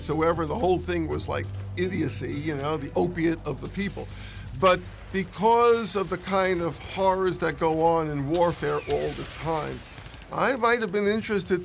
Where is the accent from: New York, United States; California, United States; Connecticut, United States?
New York, United States; New York City; I grew up in New York City, so you'll pardon me, I'm still learning English.